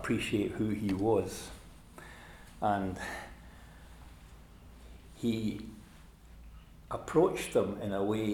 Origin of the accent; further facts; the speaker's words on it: Scotland, United Kingdom; as a boy growing up, my father was an evangelist and he used, for a period of time, used to drive what was known as the Scottish gospel van, and it used to be parked in our driveway